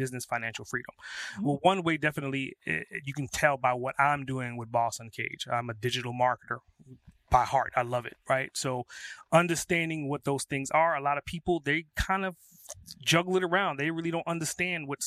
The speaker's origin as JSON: {"language": "English", "town": "New York City", "region": "New York", "country": "United States", "tie": "born or raised there", "said": "I grew up in Brooklyn"}